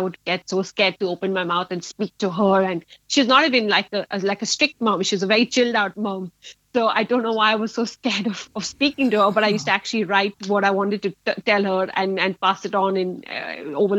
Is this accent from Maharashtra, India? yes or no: yes; Mumbai, Maharashtra, India; moved away as an adult; now in Leeds, United Kingdom; I was born in Bombay, in Mumbai now, raised in India, and I relocated to Leeds about 5 years back.